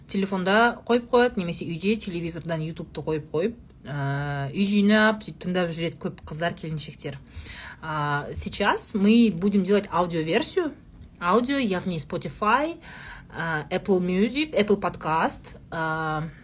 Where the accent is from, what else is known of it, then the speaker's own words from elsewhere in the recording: Saryagash, Turkistan Region, Kazakhstan; moved away; also born or lived in Shardara; бізде сарыағаштағы үйде